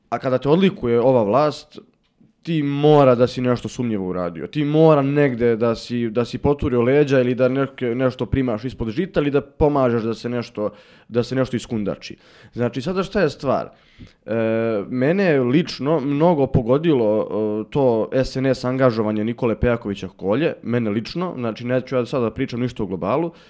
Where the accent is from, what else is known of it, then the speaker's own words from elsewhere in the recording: Bukovik, Šumadija, Serbia; ja sam iz, iz Bukovika